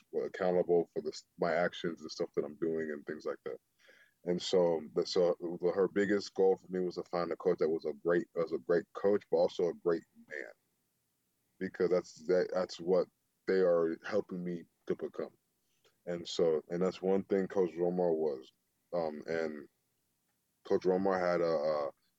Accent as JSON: {"language": "English", "town": "Atlanta", "region": "Georgia", "country": "United States", "also_born_or_lived": "Seattle", "moved": "as an adult", "said": "I'm from Atlanta"}